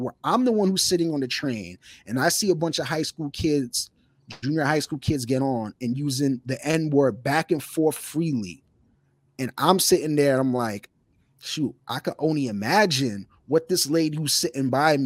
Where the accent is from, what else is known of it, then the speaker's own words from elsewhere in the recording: New York City, New York, United States; somebody who grew up in New York City